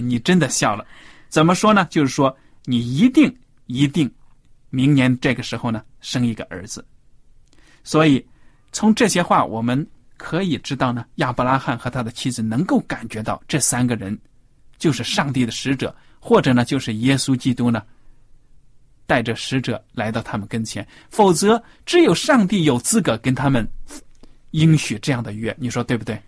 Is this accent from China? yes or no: yes; China; 对我们中国人来说，可以说是非常陌生的一个礼节